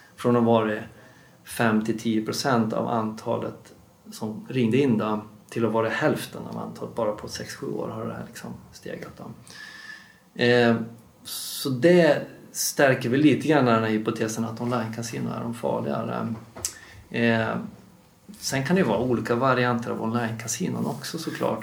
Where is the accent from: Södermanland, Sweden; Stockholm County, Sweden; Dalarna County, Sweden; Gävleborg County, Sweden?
Dalarna County, Sweden; moved away; jobbar jag också med implementering uppe i min, mina hemtrakter då, i Dalarna